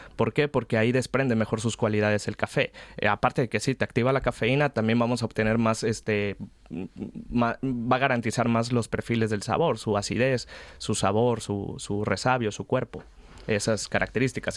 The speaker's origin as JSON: {"language": "Spanish", "country": "Mexico", "moved": "as an adult", "lives_now": "Spain", "said": "como mexicano"}